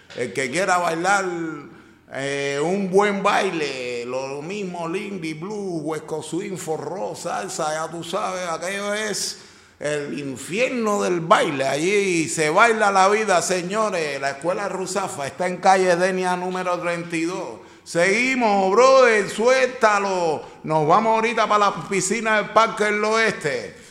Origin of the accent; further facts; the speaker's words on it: Cuba; now in Valencia, Spain; Cuba, de mi tierra querida